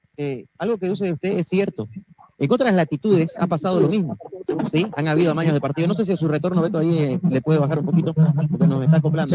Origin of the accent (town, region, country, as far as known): Bolivia